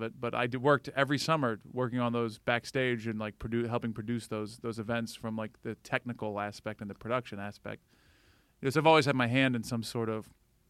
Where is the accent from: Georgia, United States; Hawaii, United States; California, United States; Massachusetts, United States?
Georgia, United States; Atlanta; moved away as an adult; also born or lived in Valdosta, Georgia / Florida; now in New York, United States; I moved from Atlanta.